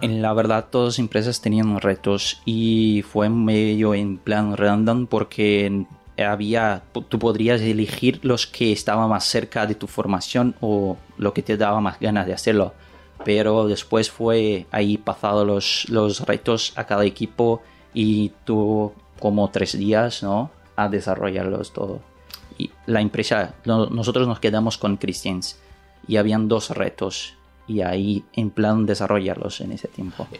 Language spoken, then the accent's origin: Spanish; Brazil; Spanish is a second language; moved away as an adult; now in Valencia, Spain; yo no soy español, yo soy brasileño y vení de Brasil hace nueve meses